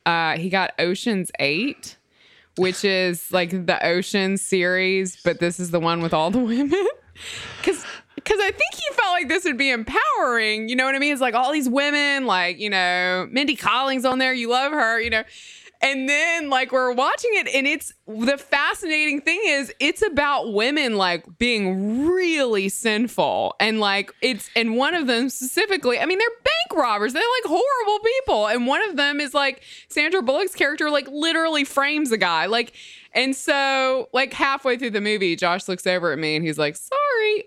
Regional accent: Mississippi, United States; I'm from Mississippi

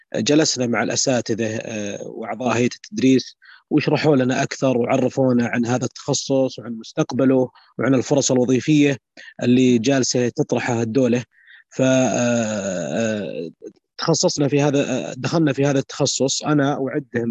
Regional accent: Saudi Arabia; عندنا بالسعوديه يشوفونا لابسين ثياب وشمغ

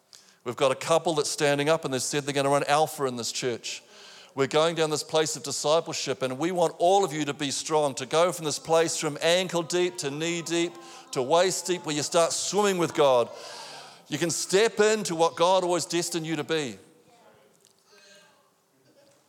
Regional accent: New Zealand; now in Australia; I'm a Kiwi

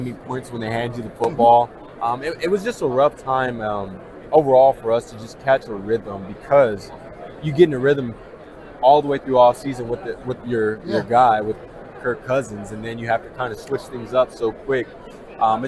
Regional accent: California, United States; moved away; also born or lived in Boise, Idaho / Minneapolis, Minnesota; growing up in California

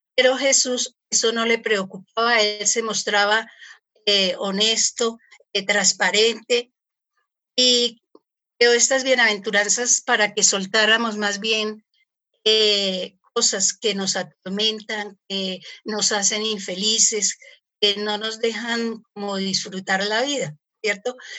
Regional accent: Colombia; soy colombiana.

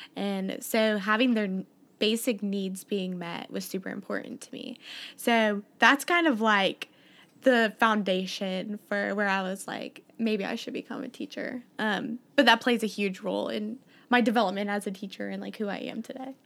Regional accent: Columbia, Missouri, United States; I'm from Columbia, Missouri

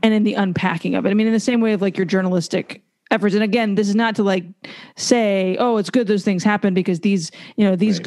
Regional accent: United States; now in Louisiana, United States; American Catholics

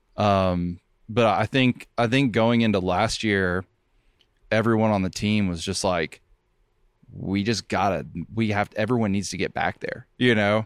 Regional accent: Seymour, Tennessee, United States; also born or lived in Nashville; I'm from Seymour

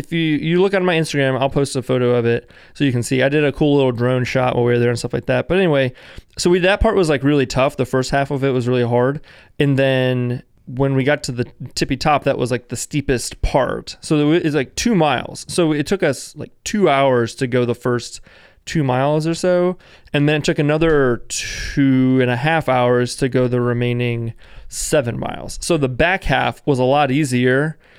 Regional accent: Virginia, United States; now in Richmond, United States; I am from Northern Virginia, which is just outside of D.C., which is the very northernmost part of Virginia that borders D.C. and Maryland. We live in Richmond, which is 2 hours south of D.C., straight down 95.

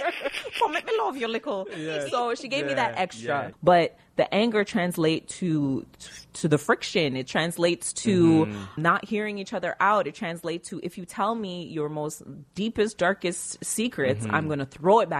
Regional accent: Jamaica; I'm born Jamaican.

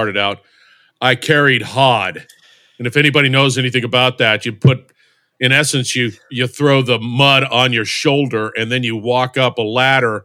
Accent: Barstow, California, United States; I grew up in Barstow, California, which is in the middle of the desert in Southern California, between Los Angeles and Las Vegas

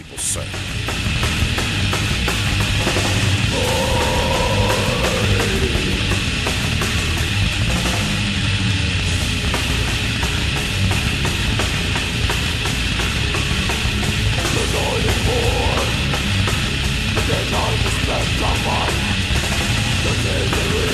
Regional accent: New York, United States; I'm trying to work on my accent for when we go out of state so people don't know I'm from New York

